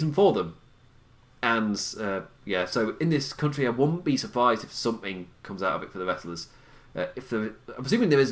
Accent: England, United Kingdom; I'm English

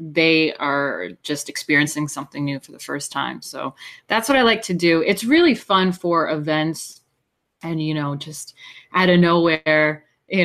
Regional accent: Hudson Valley, New York, United States; moved away as an adult; I was born in New York City, and I grew up in the Hudson Valley, New York, which is quite lovely

